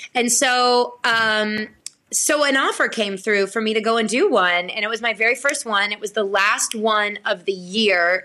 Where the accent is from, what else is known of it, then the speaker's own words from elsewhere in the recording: Blackshear, Georgia, United States; I was born and raised in Blackshear, Georgia